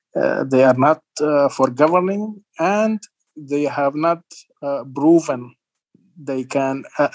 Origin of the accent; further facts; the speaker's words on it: Sudan; moved away as an adult; now in Iowa, United States; When I grew up in Sudan